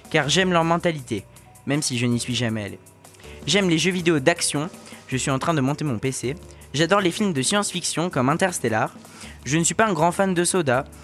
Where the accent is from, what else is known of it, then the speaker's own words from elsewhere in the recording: Chamonix, Auvergne-Rhône-Alpes, France; also born or lived in Saint-Martin; now in Vendôme, France; Je suis né à Saint-Martin, dans les Caraïbes. Par la suite, j'ai vécu à Chamonix, mais maintenant je vis à Vendôme, dans le Loir-et-Cher.